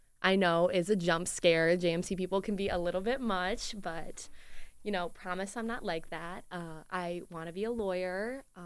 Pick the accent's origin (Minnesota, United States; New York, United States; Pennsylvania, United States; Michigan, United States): Michigan, United States; Detroit; a really small Catholic high school in like Metro Detroit